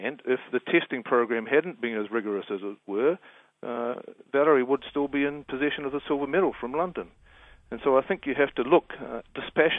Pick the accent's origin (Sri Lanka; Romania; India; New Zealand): New Zealand; Being a New Zealander